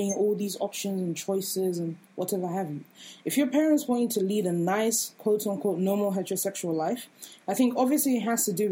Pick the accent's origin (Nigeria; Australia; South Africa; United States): Nigeria; we're all Nigerian